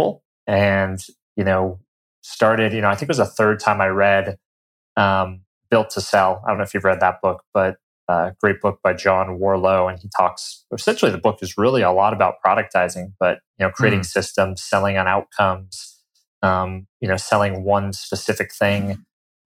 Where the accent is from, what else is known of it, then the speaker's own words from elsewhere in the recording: Colorado, United States; moved away; I'm originally from Colorado. Grew up, you know, in the mountains there